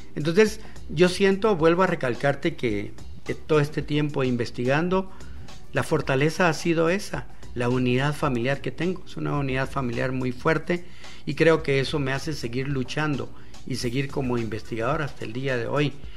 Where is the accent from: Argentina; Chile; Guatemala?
Guatemala; está aquí frente a ti un chapín simple, un guatemalteco